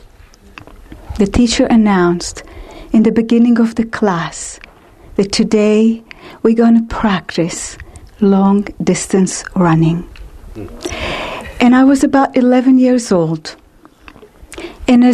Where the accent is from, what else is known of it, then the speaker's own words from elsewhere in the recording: Israel; I was born and raised in Israel in a Jewish conservative family